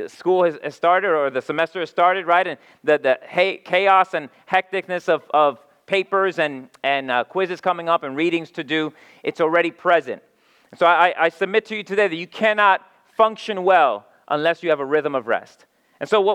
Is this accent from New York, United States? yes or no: yes; New York City, New York, United States; now in Philadelphia, United States; I come from, like Mark said, I come from New York City